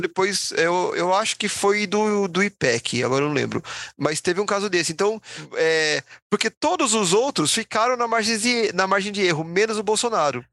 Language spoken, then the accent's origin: Portuguese; São Paulo, Brazil; como a gente é tudo paulista